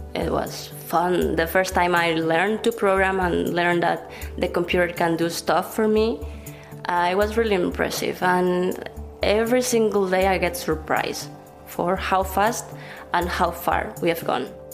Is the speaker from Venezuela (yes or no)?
yes; Venezuela; now in Barcelona, Spain; I'm from Venezuela, and I'm a researcher in the Barcelona Supercomputing Center.